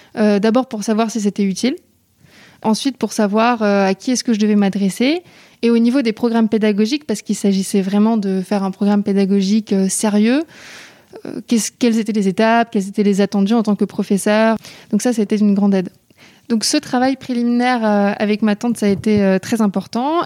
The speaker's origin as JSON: {"language": "French", "town": "Paris", "region": "Île-de-France", "country": "France", "said": "je suis originaire de Paris"}